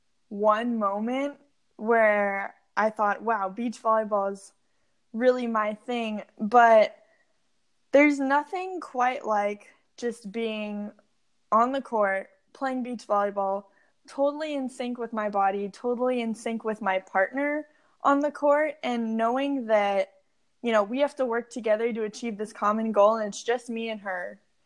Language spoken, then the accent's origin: English; San Diego, California, United States; I grew up in San Diego, California